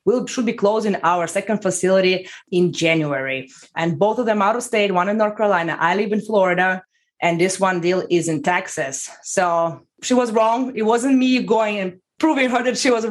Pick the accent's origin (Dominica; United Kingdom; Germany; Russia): Russia; moved away as an adult; now in United States; from Russia. I came to the United States 11 years ago